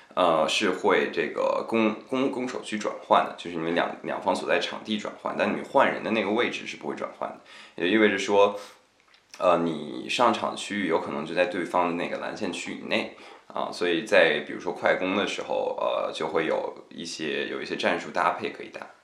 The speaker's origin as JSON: {"language": "Chinese", "region": "northern China", "country": "China", "said": "因为我是北方人嘛"}